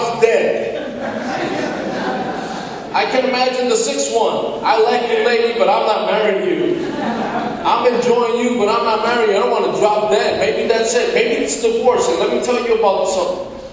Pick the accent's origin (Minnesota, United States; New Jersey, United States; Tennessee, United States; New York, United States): New York, United States; New York City; in the 70s when I grew up in Washington Heights in the Dominican